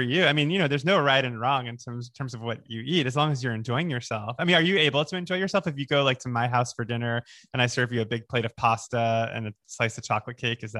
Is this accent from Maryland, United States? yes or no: no; Boca Raton, Florida, United States; also born or lived in New York; now in Los Angeles, United States; I'm from Boca.